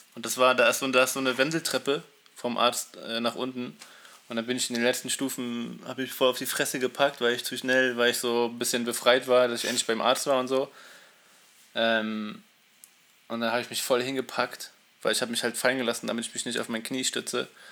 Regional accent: Berlin, Germany; ich wohne noch nicht so lange hier im Osten Berlins. Also ich bin in Berlin geboren, aber im Westen

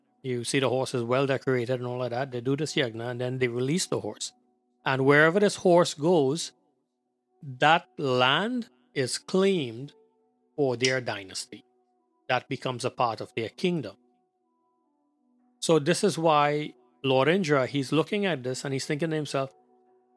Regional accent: Trinidad & Tobago; moved away; we grew up back in Trinidad.

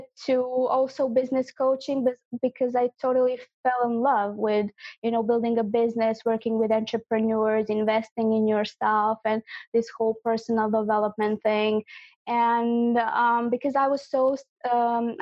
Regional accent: Croatia; I'm from Croatia.

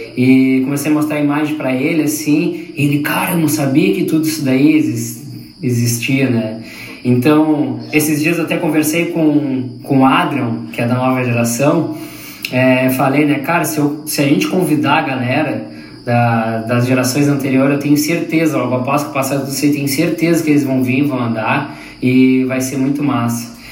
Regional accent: Pelotas, Rio Grande do Sul, Brazil; eu sou de Pelotas

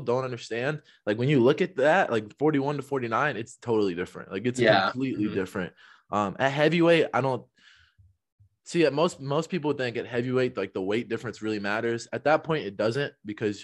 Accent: Kentucky, United States; we're both from Kentucky

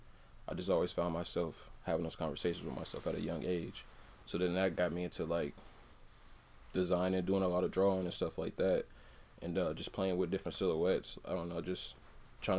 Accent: Des Moines, Iowa, United States; also born or lived in Raymond, Mississippi / Cedar Falls, Iowa; I'm from Des Moines, Iowa

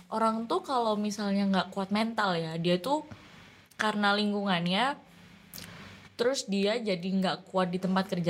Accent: East Java, Indonesia; padahal biasa emang kita Jawa Timuran

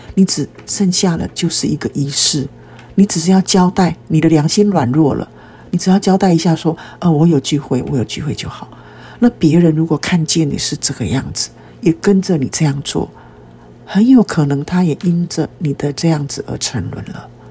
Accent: Taiwan; 其实在台湾很多人，我们都是在拜偶像的环境中长大的。我们从小也是吃那几有相之物长大的

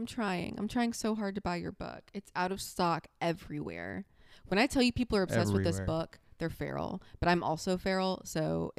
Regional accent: the South, United States; I like to say that I'm from the South. TM because I was born in the South and I was raised in the South.

